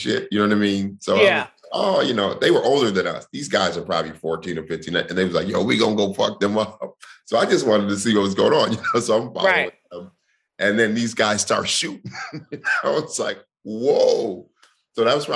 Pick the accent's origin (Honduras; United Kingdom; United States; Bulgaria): United States; Denver, Colorado; I grew up in East Village